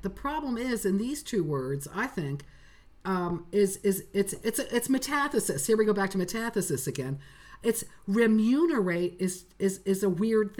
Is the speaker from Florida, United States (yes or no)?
no; Kansas, United States; I'm from Kansas. I don't know spume.